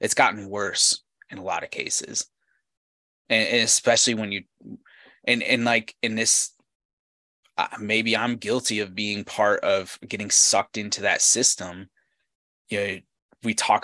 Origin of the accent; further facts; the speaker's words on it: United States; my experience as an American